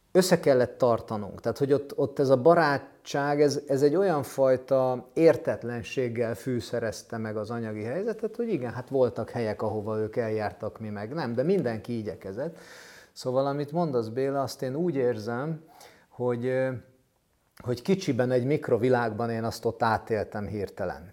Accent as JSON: {"language": "Hungarian", "region": "Budapest", "country": "Hungary", "tie": "born or raised there", "said": "egy ilyen rózsadombi szociál, kilenc lakásos kockaházban építettek, vagy vettek lakást a szüleim"}